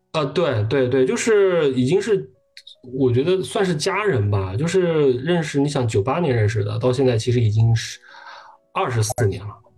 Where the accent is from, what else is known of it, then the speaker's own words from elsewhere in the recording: Hunan, China; 我是湖南人，我大学是在湖南上的